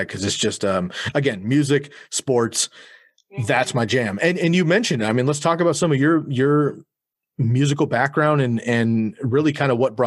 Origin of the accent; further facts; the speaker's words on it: Bay Area, California, United States; I grew up in the Bay Area